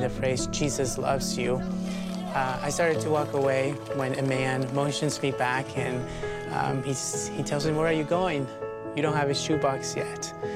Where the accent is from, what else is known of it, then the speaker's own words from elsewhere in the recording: El Salvador; moved away; I'm from El Salvador. I actually don't know much about my own country uh, because I was in an orphanage in the middle of nowhere, and that's where I grew up.